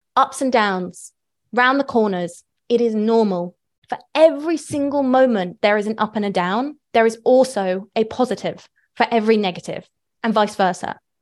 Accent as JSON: {"language": "English", "country": "United Kingdom", "moved": "yes", "said": "I'm British"}